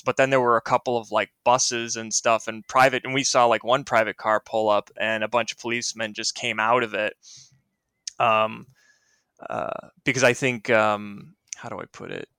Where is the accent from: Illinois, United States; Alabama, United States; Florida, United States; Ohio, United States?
Illinois, United States; Naperville; I'm from Naperville, Illinois.